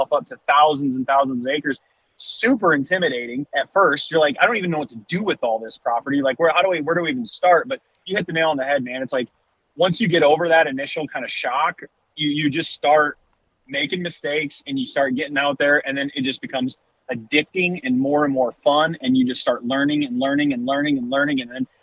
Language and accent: English; St. Joseph County, Michigan, United States; moved away as an adult; now in Illinois, United States; I grew up in the Southwest corner, St. Joe, hunted, you know, grew up in St. Joe County